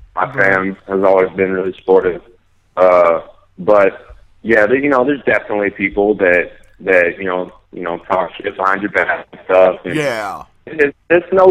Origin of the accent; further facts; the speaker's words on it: Silicon Valley, California, United States; I'm from the Silicon Valley, so I grew up surrounded by technology